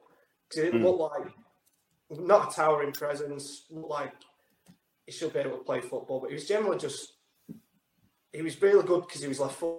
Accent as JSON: {"language": "English", "area": "Lancashire", "region": "North West England", "country": "United Kingdom", "also_born_or_lived": "Blackpool / Dundee", "accent": "Lancashire", "moved": "yes", "lives_now": "Perth, United Kingdom", "said": "So, unfortunately, I ended up with a Lancashire accent."}